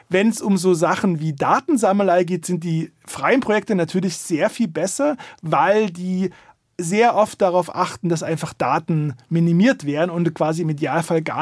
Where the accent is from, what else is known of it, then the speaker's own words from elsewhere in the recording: East Germany, Germany; born there; Ich bin in der DDR geboren, da gab es die berüchtigte Stasi.